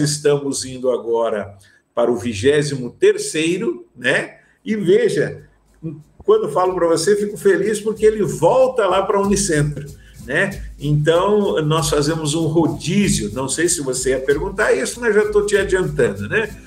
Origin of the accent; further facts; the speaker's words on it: Rio Grande do Sul, Brazil; now in Paraná, Brazil; não sou paranaense, sou gaúcho